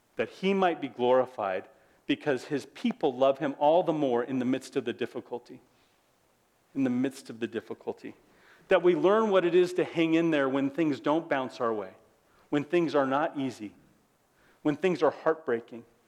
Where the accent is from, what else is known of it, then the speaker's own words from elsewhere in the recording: United States; As an American